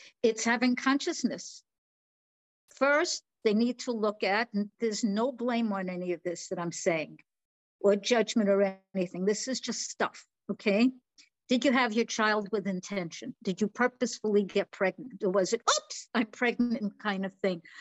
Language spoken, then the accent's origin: English; New York, United States; now in Florida, United States; I am definitely born and raised in New York.